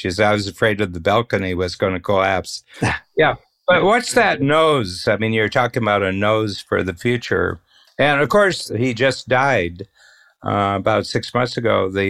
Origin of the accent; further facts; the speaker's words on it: Northern Ohio, United States; We're both from Northern Ohio.